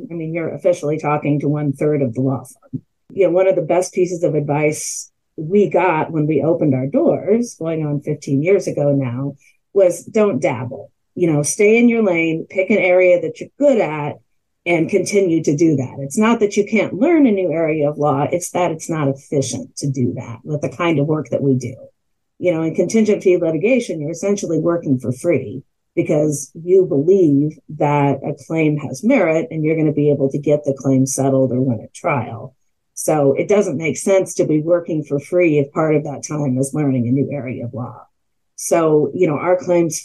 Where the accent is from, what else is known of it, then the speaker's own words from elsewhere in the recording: Kansas City, United States; also born or lived in Durham, North Carolina / Washington, District of Columbia, United States / St. Louis, Missouri; I am a native Kansas City, and I grew up in Kansas City, went to public high school here